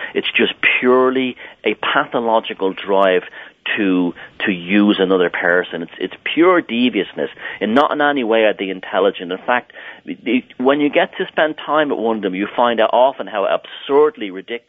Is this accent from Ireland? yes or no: yes; Ireland; even though I grew up in Southern Ireland.